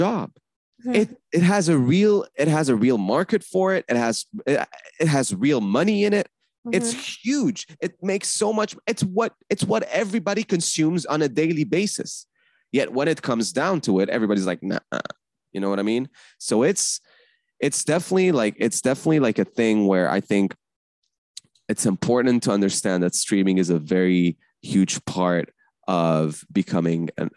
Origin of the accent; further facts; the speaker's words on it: Canada; also born or lived in Lebanon / Paris; me being Canadian